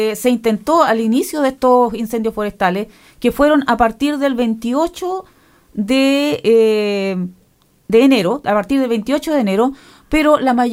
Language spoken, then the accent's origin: Spanish; Chile; nosotros lo entendemos muy bien como chilenos